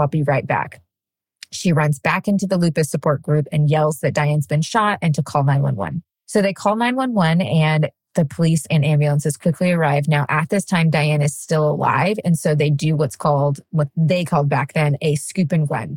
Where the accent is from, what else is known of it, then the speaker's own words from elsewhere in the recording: Wall, Texas, United States; I grew up right outside San Angelo, Texas, in a really, really, really tiny town called Wall, Texas